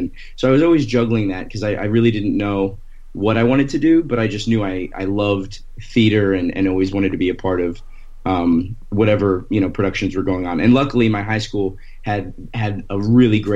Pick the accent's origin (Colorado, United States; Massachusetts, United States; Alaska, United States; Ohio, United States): Colorado, United States; Thornton; moved away; also born or lived in Florida / Washington, D.C. / Los Angeles; I was born in Florida, and then I grew up in Colorado